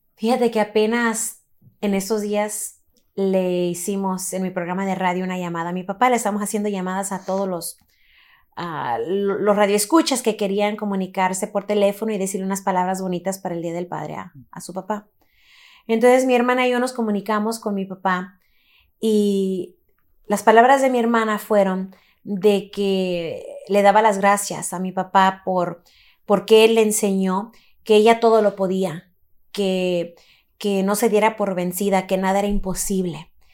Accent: Los Angeles, California, United States; Nací en Los Ángeles, California, muy cerquitas de aquí.

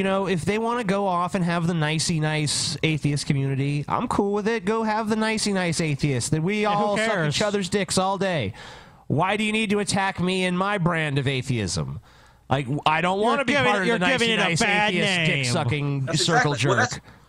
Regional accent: Flint, Michigan, United States; My hometown of Flint, Michigan.

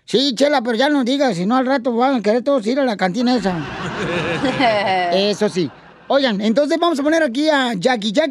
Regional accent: Nicaragua; moved away; Soy de Nicaragua.

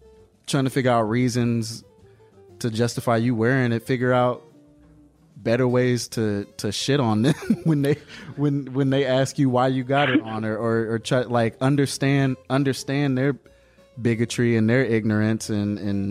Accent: Atlanta, Georgia, United States; also born or lived in Savannah, Georgia; I'm from Atlanta.

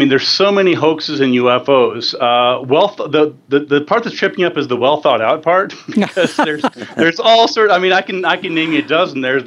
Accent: New Mexico, United States; Dulce, New Mexico, which is in my home state

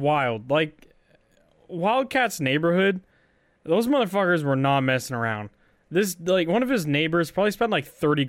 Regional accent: Canada

